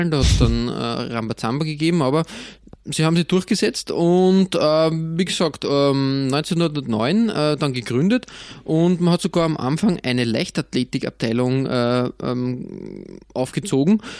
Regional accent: Austria; als Österreicher muss man immer, immer, immer schauen, dass man nicht in die Schräglage kommt bei solchen großen Fangruppierungen.

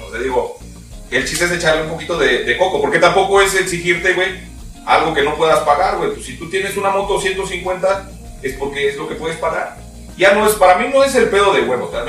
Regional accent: Mexico; lo que pasa es que somos mexicanos.

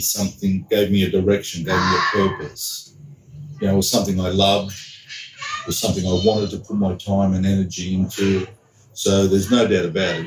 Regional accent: Sydney, New South Wales, Australia; growing up in Sydney, Australia in the 1970s

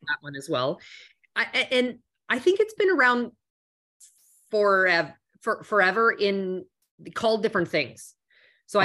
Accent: Canada; moved away; also born or lived in Toronto; I'm originally from Canada. So at the time I was in um, in uh, Toronto

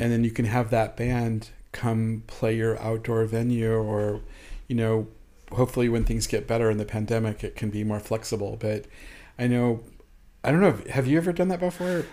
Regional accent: York, Nebraska, United States; moved away as an adult; also born or lived in Geneva, Nebraska / Crete, Nebraska; now in Kansas City, United States; I was born in Geneva and schooled in Crete, Nebraska. And, uh, I grew up in Nebraska in a real small town

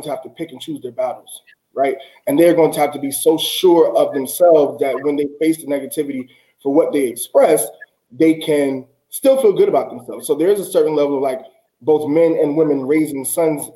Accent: the South, United States; I grew up in the South

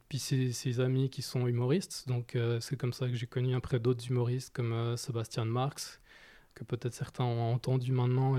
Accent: Geneva, Switzerland; j'ai grandi à Genève

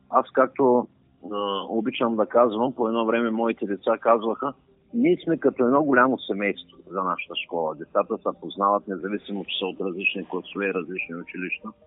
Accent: Shumen, Shumen Province, Bulgaria; в моя роден град Шуман

